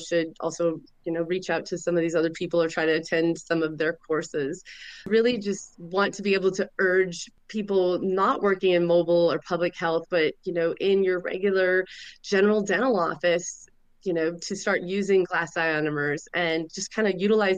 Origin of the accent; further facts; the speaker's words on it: Montana, United States; I grew up born and raised in Montana